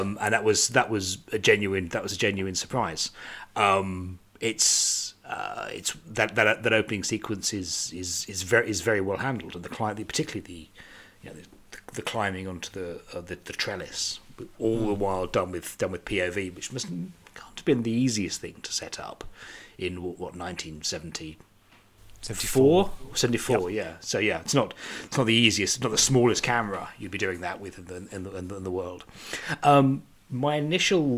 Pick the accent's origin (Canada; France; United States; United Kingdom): United Kingdom; I'm British